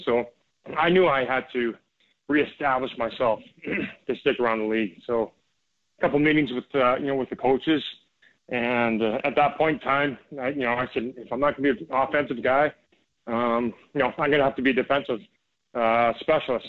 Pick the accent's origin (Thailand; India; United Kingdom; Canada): Canada; growing up in Canada until I, I turned pro when I was uh, 19 years old.